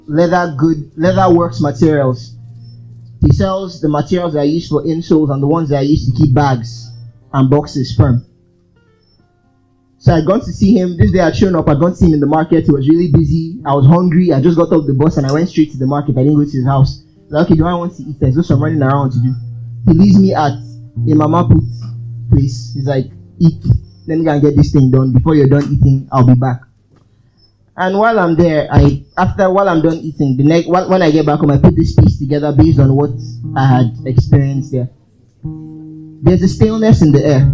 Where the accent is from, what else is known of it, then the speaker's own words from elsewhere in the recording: Port Harcourt, Rivers State, Nigeria; also born or lived in Umuahia / Aba; I grew up in Port Harcourt.